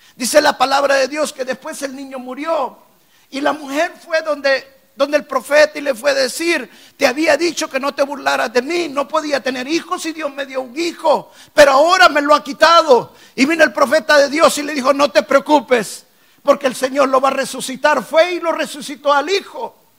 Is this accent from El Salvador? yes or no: yes; El Salvador; moved away as an adult; now in United States; yo venía a este país con la idea de poner negocios me había ido muy bien en mi país en los negocios. Y dice, me fue bien en El Salvador, me va a ir bien en Estados Unidos